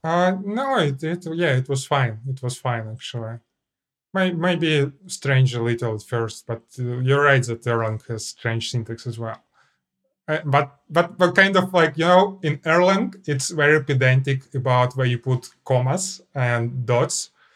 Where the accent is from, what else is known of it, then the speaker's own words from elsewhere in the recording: Russia; I'm, I'm Clojure programmer from Russia.